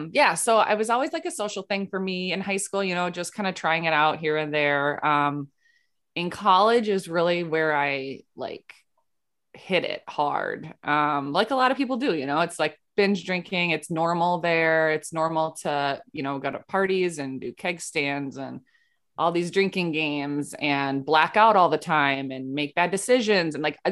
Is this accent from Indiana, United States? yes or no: no; Rochester, Minnesota, United States; yeah, I'm from Minnesota, so I live in Minnesota, Rochester, Minnesota